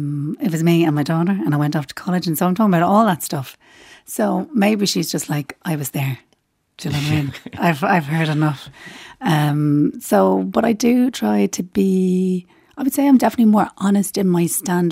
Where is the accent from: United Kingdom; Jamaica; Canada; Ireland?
Ireland; Dublin, Leinster; I'm from Rathfarnham.